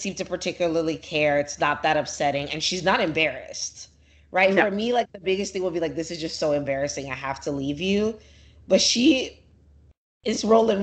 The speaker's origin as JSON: {"language": "English", "country": "Nigeria", "said": "I'm Nigerian"}